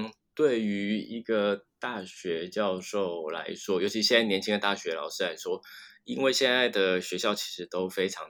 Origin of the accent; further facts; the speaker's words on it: Taiwan; 那因为再加上我就是台湾的。呃，教职要找到的机会其实非常的低，